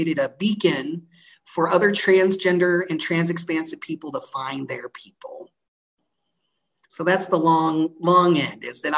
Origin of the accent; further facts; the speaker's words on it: Galveston, Texas, United States; I was born in Galveston, Texas